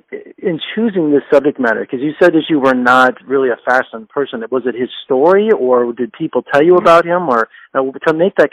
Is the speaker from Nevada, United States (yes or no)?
yes; Las Vegas, Nevada, United States; born or raised there